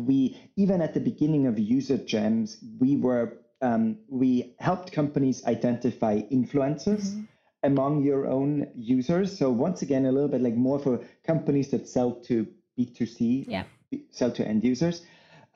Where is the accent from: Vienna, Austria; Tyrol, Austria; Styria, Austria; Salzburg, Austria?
Salzburg, Austria; moved away as an adult; now in United States; I'm originally from Austria, in Salzburg